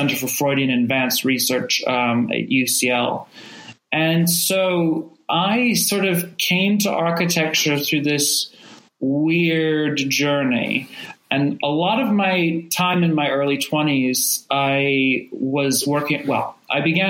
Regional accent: Rogue Valley, Oregon, United States; I grew up in the Rogue Valley

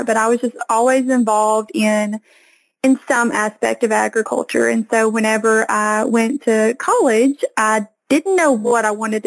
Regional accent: the Delta of Arkansas, United States; accent: Southern Arkansas; I'm from Arkansas, and I'm from what we call the Delta of Arkansas

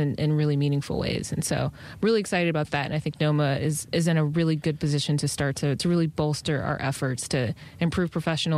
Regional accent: Detroit, Michigan, United States; moved away as an adult; also born or lived in Washington, D.C. / New York City; didn't live in D.C. because I'm from Detroit

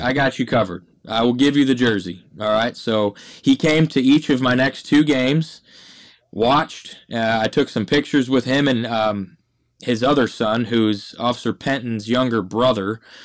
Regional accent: Michigan, United States; moved away as an adult; now in Mesquite, Texas, United States; growing up in Michigan

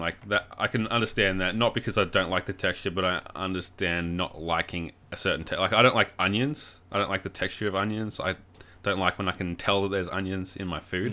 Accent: Warrnambool, Victoria, Australia; my hometown of Warrnambool

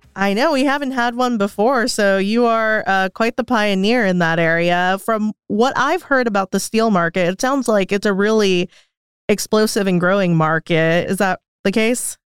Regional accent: United States; moved away; being American

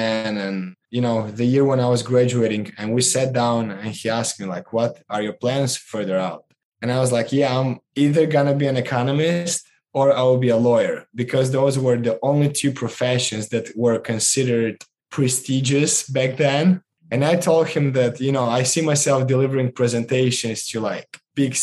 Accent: Moldova; born or raised there; moved away

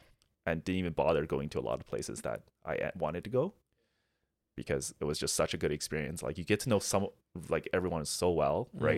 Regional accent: Canada; But because he knows I'm Canadian, he's just complimenting me the entire

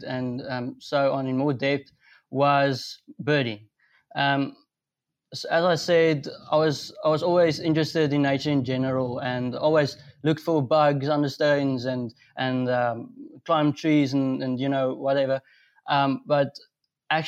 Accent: North West, South Africa; I'm from Northwest. I live in Rustenburg.

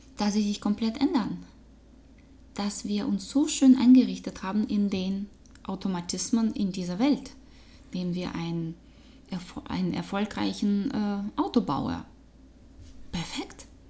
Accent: Russia; German is a second language; moved away; Mensch, Frau, Russin, äh, Business Trainerin, äh, Change Beraterin und Coach äh, mit sehr viel internationalem Hintergrund. Das hört man meinem Akzent

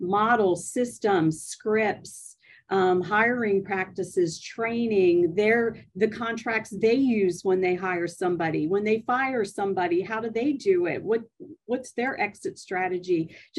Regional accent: Maryland, United States; I'm originally from Maryland.

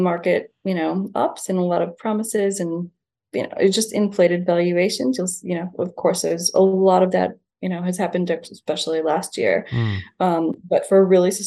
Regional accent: Niagara Falls, New York, United States; now in Bondi, Australia; I'm from Niagara Falls in the US

